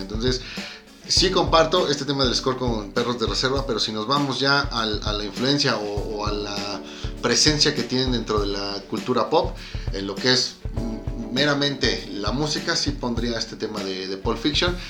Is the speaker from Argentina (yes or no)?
no; Mexico; como mexicano